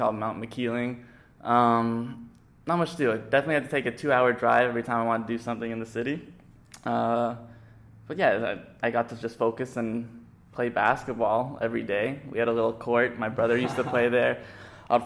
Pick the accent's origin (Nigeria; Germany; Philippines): Philippines; moved away as an adult; also born or lived in United States / Canada; And then when I was one, we moved to the Philippines because my dad had a job there. And then since I was one, I grew up to the Philippines, so I finished high school.